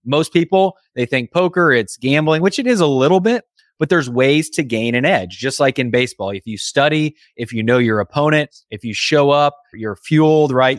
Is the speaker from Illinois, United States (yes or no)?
no; Indiana, United States; I grew up in Indiana